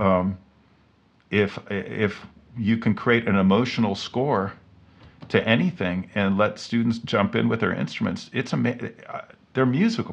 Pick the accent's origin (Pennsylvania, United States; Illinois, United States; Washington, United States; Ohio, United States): Ohio, United States; Cincinnati; moved away; I grew up in Cincinnati